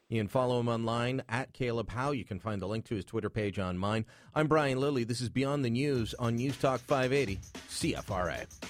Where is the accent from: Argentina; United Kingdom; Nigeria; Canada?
Canada; I'm Canadian